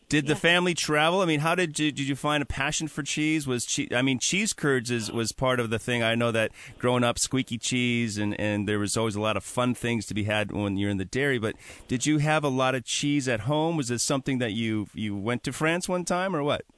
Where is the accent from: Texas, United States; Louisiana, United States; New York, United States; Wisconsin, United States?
Wisconsin, United States; now in Seattle, United States; I'm from Wisconsin